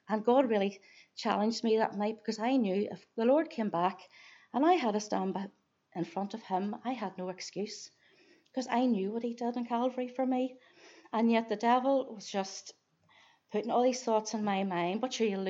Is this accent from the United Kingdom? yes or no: yes; Omagh, Northern Ireland, United Kingdom; I was born in Oma, way down in County Tyrone, and I had the privilege of being brought up in a Christian home